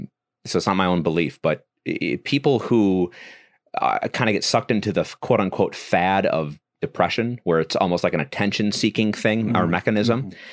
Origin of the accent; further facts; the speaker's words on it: Wisconsin, United States; also born or lived in Mississippi; I'm from Wisconsin.